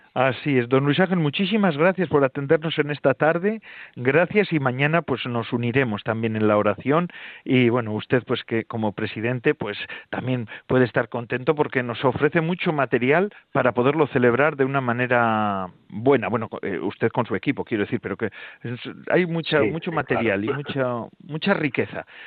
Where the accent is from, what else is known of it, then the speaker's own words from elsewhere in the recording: Basque Country, Spain; Aquí en Vizcaya y en Guipúzcoa se canta eh, con unos palos, se va con los palos de calle en calle bueno, yo soy de una zona de caseríos, entonces se iba de, barrio en barrio, de caserío en caserío, y se solía cantar